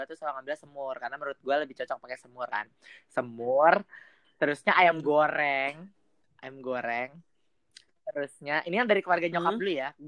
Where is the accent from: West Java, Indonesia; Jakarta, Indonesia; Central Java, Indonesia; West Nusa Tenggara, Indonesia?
Jakarta, Indonesia; Kalau gue nih Betawi nih.